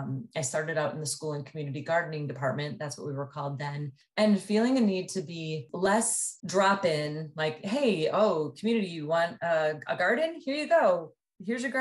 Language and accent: English; Mount Horeb, Wisconsin, United States; moved away; I was born in Mount Horeb, Wisconsin, which is just west of Madison. And back when I was living there, it was a town of about 3,500 people